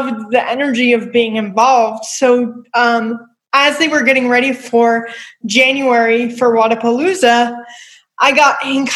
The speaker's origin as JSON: {"language": "English", "area": "Long Island", "region": "New York", "country": "United States", "tie": "born or raised there", "said": "I'm from Long Island, so I mean, I grew up in New York"}